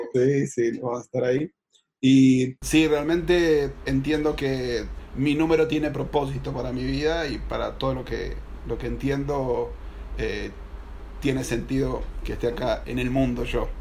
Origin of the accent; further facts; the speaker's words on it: Buenos Aires, Argentina; soy de Buenos Aires, Argentina.